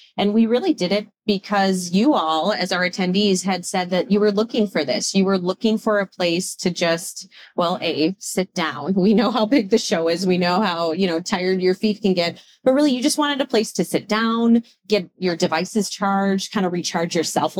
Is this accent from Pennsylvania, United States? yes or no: no; Wisconsin, United States; I'm from Wisconsin.